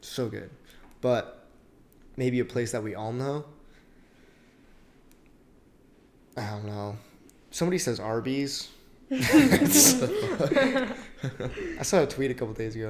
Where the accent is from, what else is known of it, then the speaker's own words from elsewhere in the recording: Cheney / Airway Heights, Washington, United States; moved away; my hometown